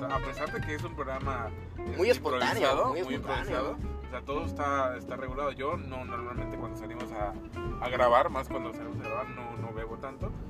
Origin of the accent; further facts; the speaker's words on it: Mexico; No, somos mexicanos, somos mexicanos.